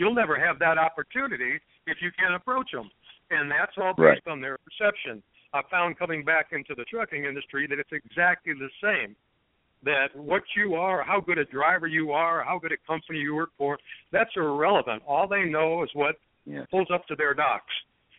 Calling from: Detroit, Michigan, United States; I'm calling from the Detroit metro area here in Michigan.

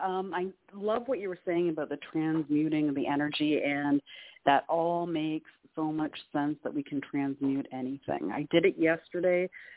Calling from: Canada; Oh, hi, Claire. … from Canada.

